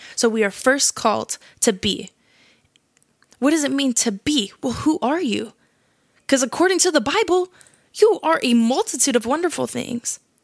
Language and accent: English; California, United States; I'm twenty-one years old. I'm from California.